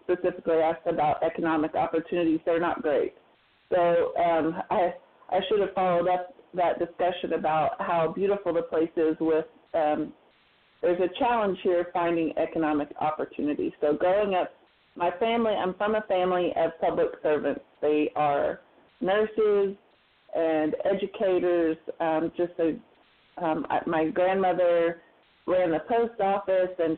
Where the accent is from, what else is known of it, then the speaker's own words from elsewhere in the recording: Adair County, Oklahoma, United States; We're from Ogier County, which is in the Ozark foothills of northeastern Oklahoma